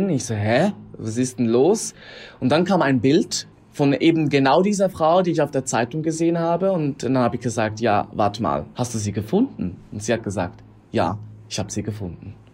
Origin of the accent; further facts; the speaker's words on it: Switzerland; ich bin aus der Schweiz, bin adoptiert.